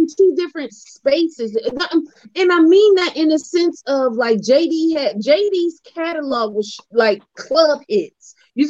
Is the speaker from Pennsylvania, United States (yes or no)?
yes; Philadelphia, Pennsylvania, United States; Like, growing up in Philly is rough.